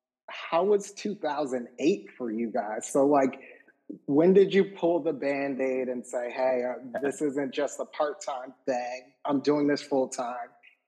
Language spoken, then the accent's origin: English; Northeast, United States; We're from the Northeast, so we curse a lot.